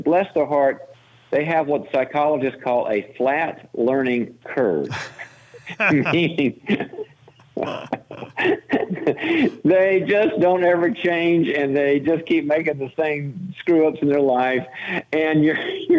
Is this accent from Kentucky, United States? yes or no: no; North Carolina, United States; now in California, United States; I'm originally from the South. We've been Barbie and I raised the kids in California, but I'm originally from North Carolina